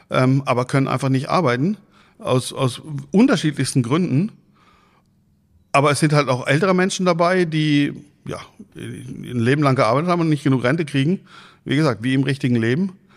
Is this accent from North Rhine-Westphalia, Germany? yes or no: no; Freiburg im Breisgau, Baden-Württemberg, Germany; moved away as an adult; now in Husum, Germany; Ich komme eigentlich gebürtig aus Freiburg im Breisgau